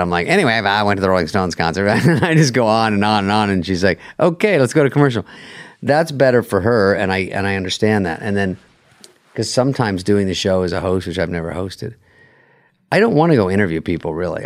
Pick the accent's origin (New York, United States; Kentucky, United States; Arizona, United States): Arizona, United States; I'm from Arizona